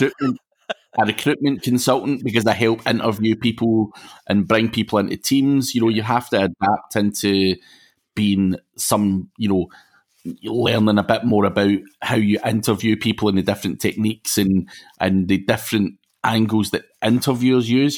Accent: Glasgow, Scotland, United Kingdom; accent: Glaswegian; I'm actually from Glasgow

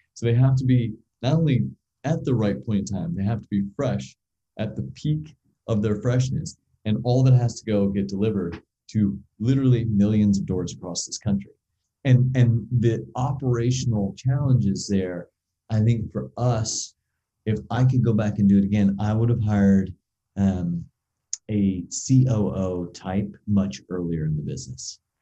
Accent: United States; we as an American society

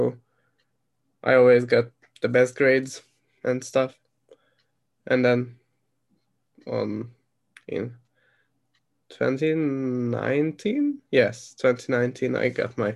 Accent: Hungary; born or raised there; English is a second language

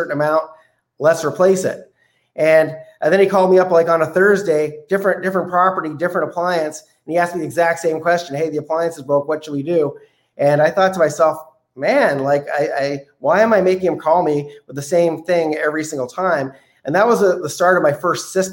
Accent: Canada; as a Canadian

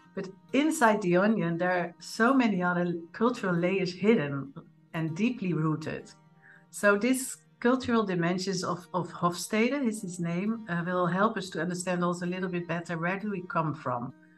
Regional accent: Netherlands; moved away; born in the Netherlands, like me

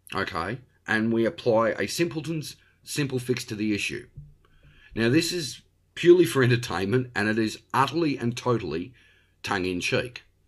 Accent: Australia; also born or lived in Victoria; I am an Australian. I live in Victoria

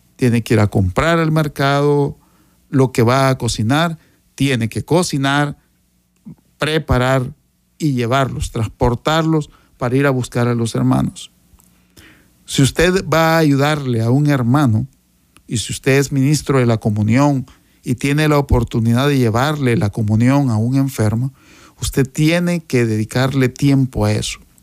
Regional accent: Sonsonate, El Salvador; Yo soy originario de Sonsonate

